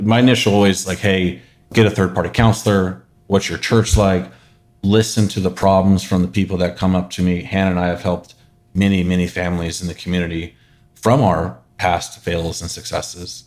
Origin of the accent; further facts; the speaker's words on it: Northern California, United States; Born and raised Northern California